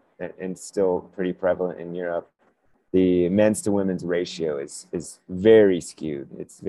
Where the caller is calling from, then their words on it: Manitou Springs, Colorado, United States; I am here in right in downtown Manitou Springs